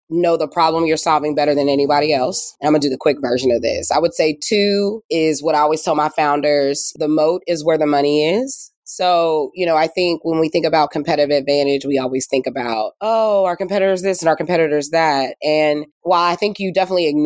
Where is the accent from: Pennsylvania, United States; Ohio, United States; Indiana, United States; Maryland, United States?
Indiana, United States; moved away as an adult; also born or lived in West Coast; now in Indianapolis, United States; I'm from Indiana, but spent most of my career on the coast, worked in tech, built a company, moved to the West Coast, you know, worked at startups